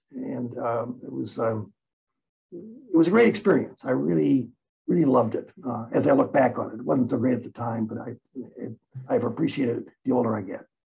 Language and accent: English; Detroit, Michigan, United States; also born or lived in Newark, New Jersey; moved to Michigan when I was six, and uh, grew up on the east side of Detroit. Um, and I've always hung around here